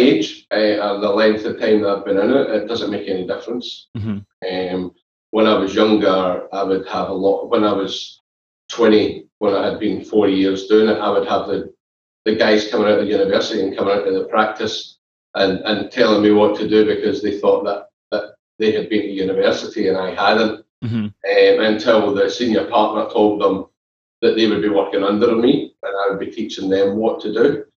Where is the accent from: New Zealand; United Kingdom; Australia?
United Kingdom; Glasgow, Scotland; Growing up in Glasgow, we know it's football.